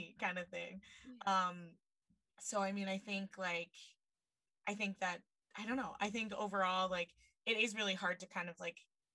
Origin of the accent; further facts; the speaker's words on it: Mason City, Iowa, United States; moved away; I grew up in Mason City